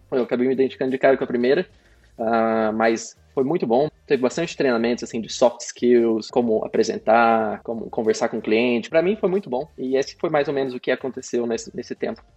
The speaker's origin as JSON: {"language": "Portuguese", "town": "Sertanópolis", "region": "Paraná", "country": "Brazil", "tie": "born or raised there", "also_born_or_lived": "São Paulo", "moved": "as an adult", "lives_now": "Melbourne, Australia", "said": "eu morei em várias cidadezinhas do interior do Paraná, mas a maioria do tempo eu passei em Sertanópolis."}